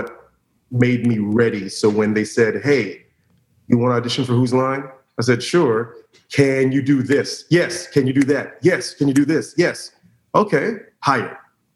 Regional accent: Orlando, Florida, United States; I was very lucky growing up in Orlando in the late 80s, early 90s is when I started acting

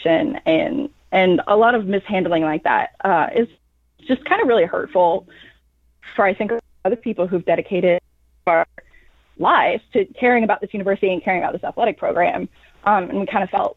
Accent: Lawrence, Kansas, United States; I was raised in Lawrence and I went to KU

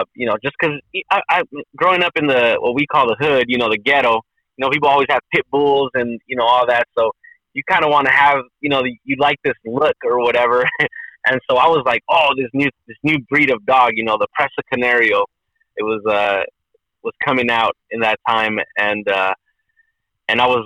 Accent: Inglewood, California, United States; my parents came from Mexico, immigrated from Mexico to the U.S., and I was born in Inglewood, California. You know, grew up kind of in the what people call the projects, the ghetto

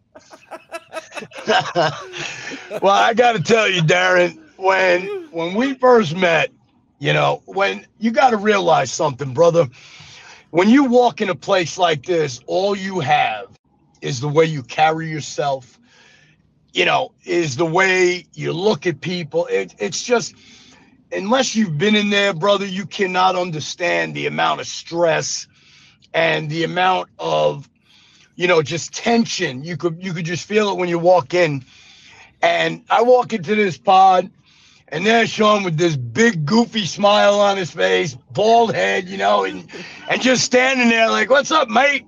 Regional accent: New York City, New York, United States; moved away as an adult; also born or lived in Las Vegas, Nevada / Arizona; now in Mississippi, United States; I was born in Brooklyn, New York

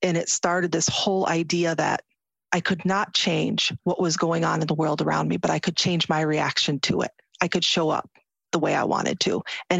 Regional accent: United States; You can see how I'm dressed. I'm an American Muslim. I wear a headscarf.

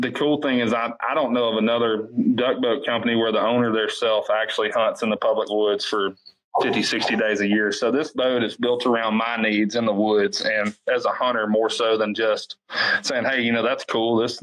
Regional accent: Arkansas, United States; growing up in Arkansas

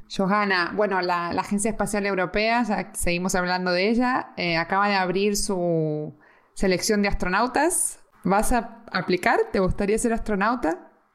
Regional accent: Argentina; now in Spain; siendo argentina

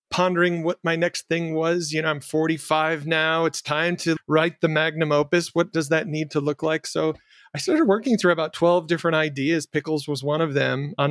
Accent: Jackson, Michigan, United States; my hometown in Jackson, Michigan

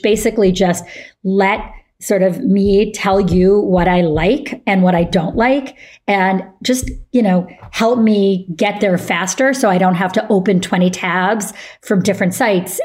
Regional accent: Syracuse, New York, United States; moved away; I grew up in Syracuse, New York

